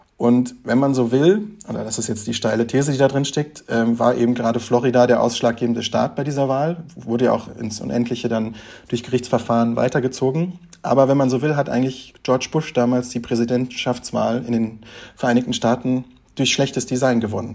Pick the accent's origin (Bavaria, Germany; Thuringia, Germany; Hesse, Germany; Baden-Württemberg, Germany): Hesse, Germany; Frankfurt; also born or lived in Offenbach; Wir sind beide auch gebürtige FrankfurterInnen